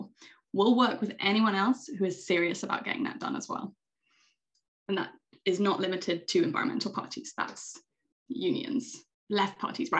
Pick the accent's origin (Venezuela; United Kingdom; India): United Kingdom; moved away as an adult; also born or lived in Greece; now in Åland, Finland; I am British